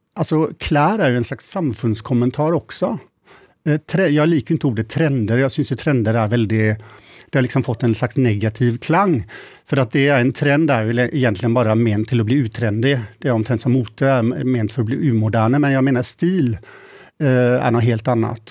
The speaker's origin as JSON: {"language": "Swedish", "town": "Mölndal", "region": "Västra Götaland", "country": "Sweden", "tie": "born or raised there", "also_born_or_lived": "Gothenburg / Paris", "moved": "as an adult", "lives_now": "Norway", "said": "jag är född och uppvuxen i Mölndal som ligger lite utanför"}